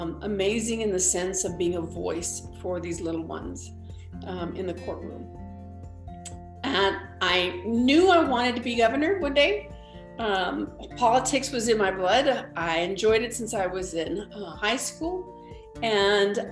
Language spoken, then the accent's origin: English; El Paso, Texas, United States; moved away; also born or lived in New Mexico; I was born and raised in El Paso, Texas.